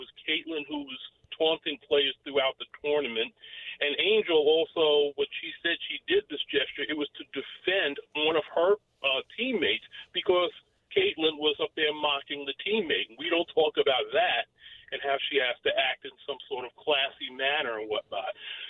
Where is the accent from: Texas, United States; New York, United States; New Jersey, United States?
New York, United States; I'm from New York, my friend.